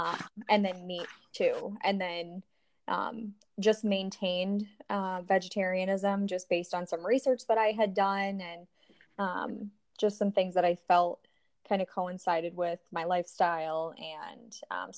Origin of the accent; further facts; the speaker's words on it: Iowa, United States; So I'm from Iowa. I'm 25.